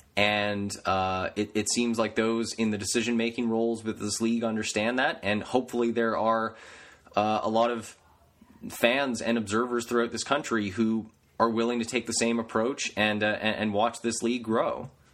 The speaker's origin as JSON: {"language": "English", "country": "Canada", "said": "I'm Canadian"}